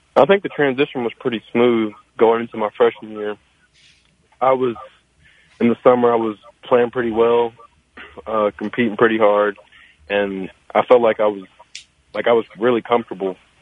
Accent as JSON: {"language": "English", "town": "Louisville", "region": "Kentucky", "country": "United States", "tie": "born or raised there", "said": "I grew up in Louisville, uh, born and raised all my life"}